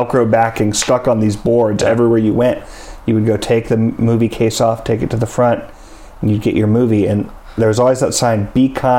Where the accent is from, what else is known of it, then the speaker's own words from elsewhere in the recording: Palo Alto, California, United States; I grew up in Palo Alto. Very different place today than it was in the late 80s, early 90s.